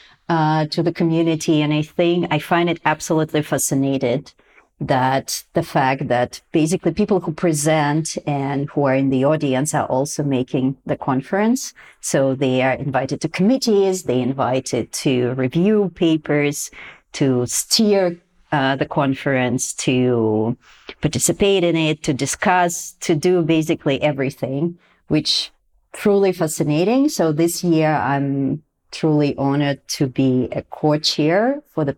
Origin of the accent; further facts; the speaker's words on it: Russia; now in Helsinki, Finland; Originally, I'm from Russia